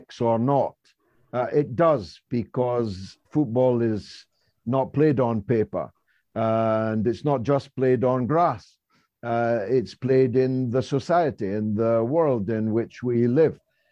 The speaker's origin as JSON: {"language": "English", "region": "Scotland", "country": "United Kingdom", "said": "I am Scottish"}